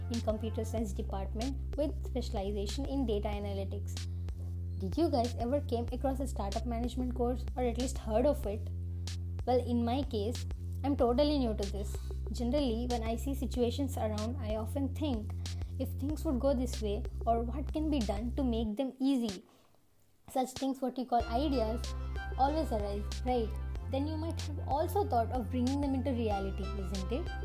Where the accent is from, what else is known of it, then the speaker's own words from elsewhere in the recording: Vijayawada, Andhra Pradesh, India; from Vijayawada.